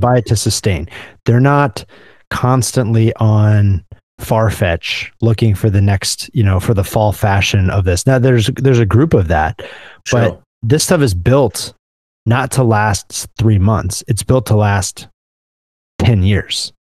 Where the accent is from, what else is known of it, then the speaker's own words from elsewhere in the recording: Midwest, United States; as a Midwesterner